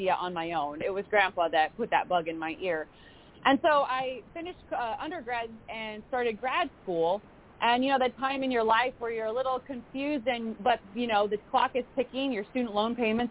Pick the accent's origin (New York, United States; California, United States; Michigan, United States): California, United States; Southern California high desert, United States; I grew up in Southern California, but in the desert, kind of that patch of desert between L.A. and Vegas